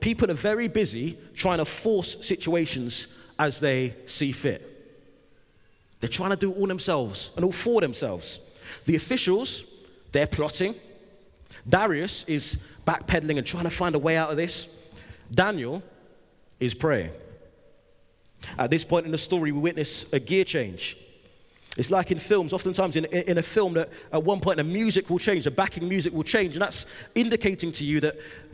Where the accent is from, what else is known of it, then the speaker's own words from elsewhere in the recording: London, United Kingdom; I'm from London